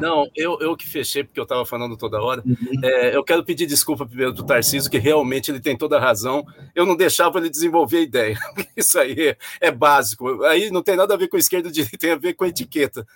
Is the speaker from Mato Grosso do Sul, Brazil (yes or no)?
no; São Paulo, Brazil; sou paulista, eu sou paulista